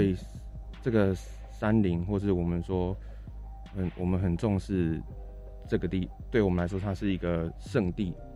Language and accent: Chinese; Changhua, Changhua County, Taiwan; also born or lived in Taichung / Taipei; 加上我自己是台中人，对，我嗯。在彰化长大，台中读书